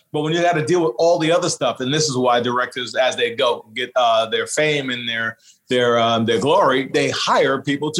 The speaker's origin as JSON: {"language": "English", "area": "Long Island", "region": "New York", "country": "United States", "tie": "born or raised there", "said": "I was shooting in my same house that I was born and raised in Long Island."}